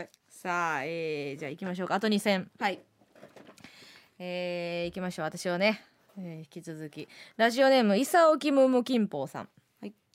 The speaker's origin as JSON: {"language": "Japanese", "area": "Kansai", "region": "Osaka", "country": "Japan", "tie": "born or raised there", "said": "地元大阪関西"}